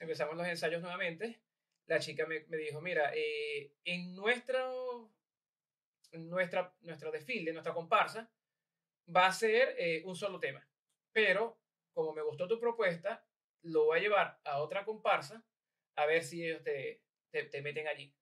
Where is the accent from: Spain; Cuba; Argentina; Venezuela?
Venezuela; now in Ireland; yo era venezolano